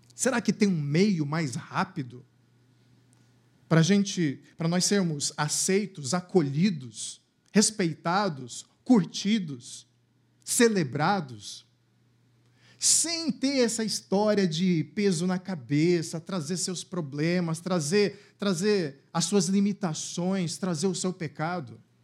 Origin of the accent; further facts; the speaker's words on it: Cuiabá, Mato Grosso, Brazil; moved away; lá na minha cidade natal, lá em Cuiabá